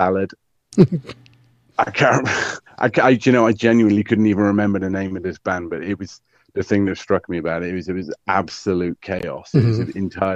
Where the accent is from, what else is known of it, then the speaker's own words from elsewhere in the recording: Welsh, Wales, United Kingdom; I'm Welsh, not Irish.